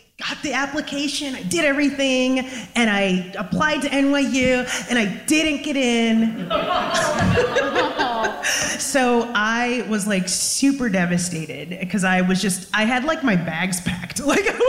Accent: New York, United States; I wasn't born in New York, but I am definitely a New Yorker, born and bred

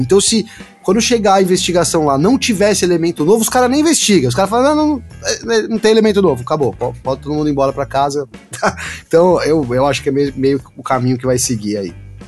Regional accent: São Bernardo do Campo, São Paulo, Brazil; Eu, eu sou de São Bernardo

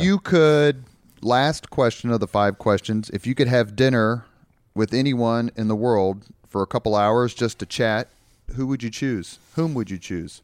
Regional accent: Indianapolis, Indiana, United States; I grew up on the East Side

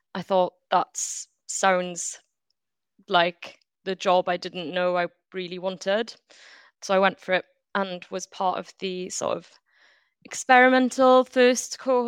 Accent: Wales, United Kingdom; So yeah, I grew up in Wales, but I'm also half French.

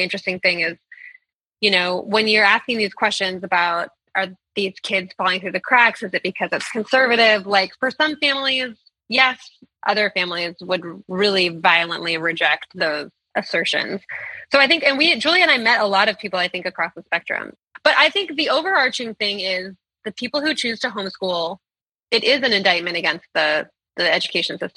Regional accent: Berkeley, California, United States; I'm from Berkeley, California, which had a lot of the more kind of liberal end of homeschooling

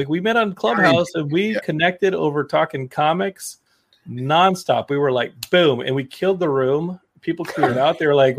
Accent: Austin, Texas, United States; Near my dad's hometown of Groom. We'll go down to my hometown of Austin, and we'll just go crazy.

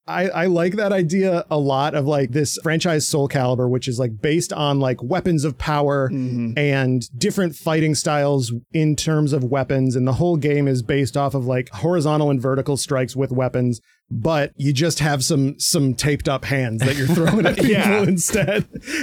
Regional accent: Michigan, United States; I'm from Michigan

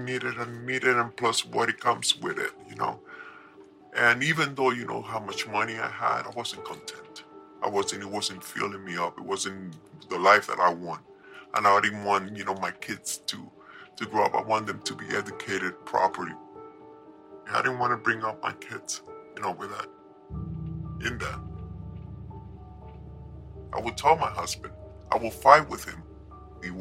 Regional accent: New York, United States; moved away as an adult; also born or lived in Colombia; I was raised in New York

